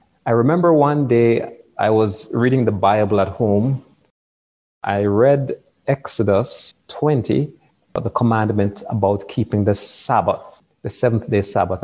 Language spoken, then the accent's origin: English; Kingston, Jamaica; I was born in Kingston, the capital city of Jamaica